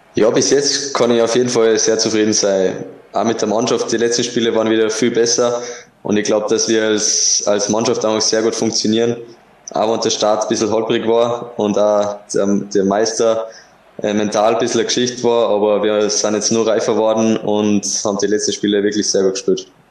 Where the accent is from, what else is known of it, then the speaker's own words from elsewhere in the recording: Kuchl, Salzburg, Austria; moved away as an adult; now in Linz, Austria; meine Heimat ist natürlich immer wieder Kuchel